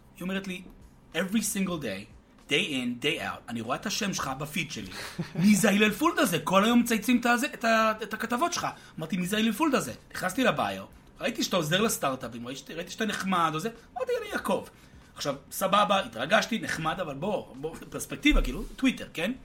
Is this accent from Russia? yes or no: no; United States; now in Israel; בתור אמריקאי שגדלתי בארצות הברית